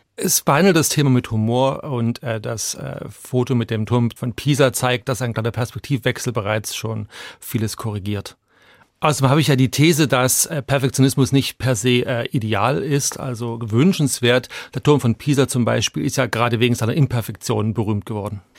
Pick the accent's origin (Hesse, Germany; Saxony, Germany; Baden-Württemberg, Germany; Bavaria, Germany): Saxony, Germany; Chemnitz; also born or lived in Hungary; now in Zurich, Switzerland; ich bin in der DDR aufgewachsen